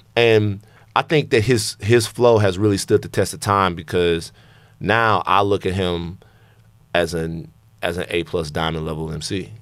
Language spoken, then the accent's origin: English; Louisiana, United States; I'm from Louisiana